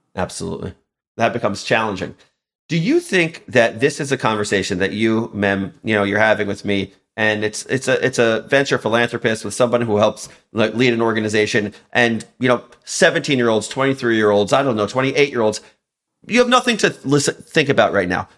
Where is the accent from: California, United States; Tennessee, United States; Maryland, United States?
Maryland, United States; Baltimore; I grew up in Baltimore, Maryland